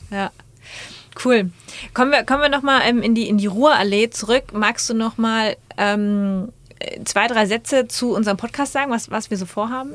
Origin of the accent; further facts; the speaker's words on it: Münster, North Rhine-Westphalia, Germany; also born or lived in Wiesbaden / Frankfurt; now in Dortmund, Germany; komme ursprünglich aus Münster, mhm. also nicht ganz so weit weg, war allerdings die letzten 15 Jahre nicht in NRW